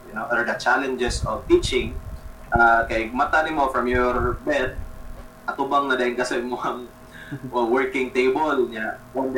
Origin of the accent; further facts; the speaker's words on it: Cebu, Central Visayas, Philippines; I went back to my hometown since mm-hmm. March so since the lockdown in Cebu City uh, so since March I'm currently based outside Cebu City but still in Cebu